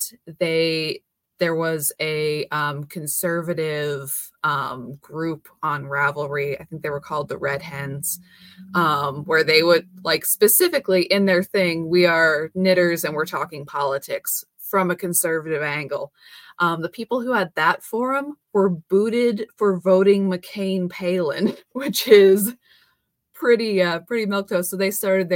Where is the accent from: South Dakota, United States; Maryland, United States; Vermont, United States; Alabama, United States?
South Dakota, United States; Born and raised in South Dakota. I still live here